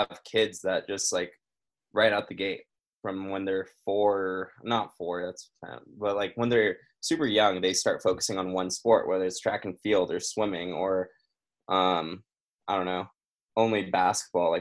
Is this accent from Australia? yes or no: no; Brazil; moved away; I'm originally from Brazil. And then when I go back there, we're from a pretty rural area.